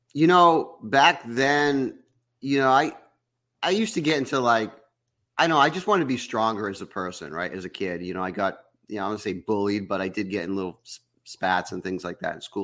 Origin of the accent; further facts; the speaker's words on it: Massachusetts, United States; moved away; I was from Massachusetts